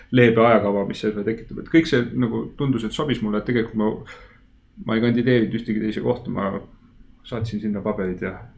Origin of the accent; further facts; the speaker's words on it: Estonia; ma olen eestlane